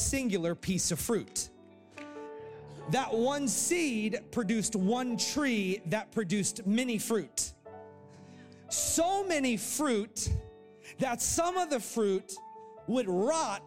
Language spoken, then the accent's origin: English; Florida, United States; I grew up in Florida, also known as heaven